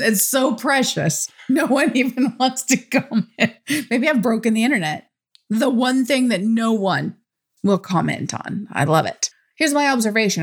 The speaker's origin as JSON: {"language": "English", "country": "United States", "said": "I'm from America"}